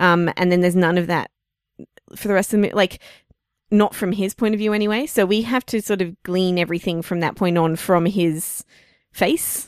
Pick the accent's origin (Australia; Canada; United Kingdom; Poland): Australia; we're Australian